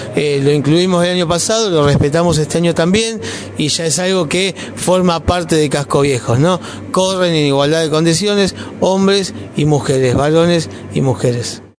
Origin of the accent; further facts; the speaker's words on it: Río Grande, Tierra del Fuego, Argentina; somos, ¿no? Riograndenses